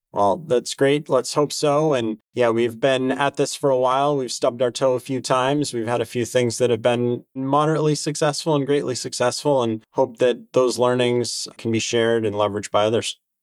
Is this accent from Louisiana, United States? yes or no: no; New Hampshire, United States; Growing up in New Hampshire, my days were spent outside every day